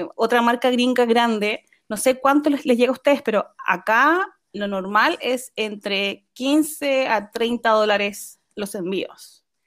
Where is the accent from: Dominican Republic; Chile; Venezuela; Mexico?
Chile; moved away as an adult; also born or lived in Japan; now in Netherlands; soy chilena y vivo en Holanda actualmente. Pero en total han sido nueve años fuera de Chile